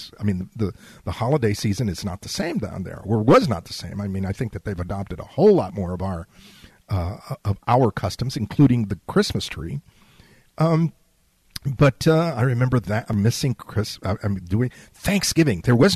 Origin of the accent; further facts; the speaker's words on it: San Antonio, Texas, United States; also born or lived in Laredo, Texas / Mexico City, Mexico / Baton Rouge, Louisiana; I was raised in San Antonio. I was raised on the south side of San Antonio. But I was raised in a middle-class white neighborhood.